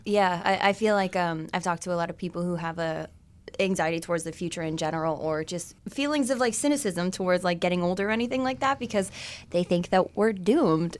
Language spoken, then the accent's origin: English; McGregor, Ontario, Canada; I grew up in a trailer park, too.